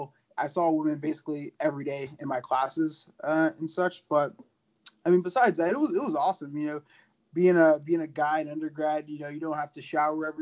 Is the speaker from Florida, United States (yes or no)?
yes; Orlando, Florida, United States; moved away as an adult; also born or lived in Georgia; now in Michigan, United States; I grew up in Florida, so, you know, the weather is a little bit different from Florida to Michigan